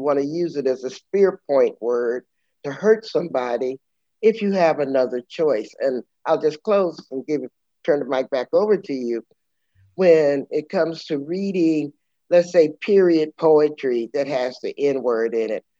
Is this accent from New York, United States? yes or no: no; San Antonio, Texas, United States; I'm from San Antonio, Texas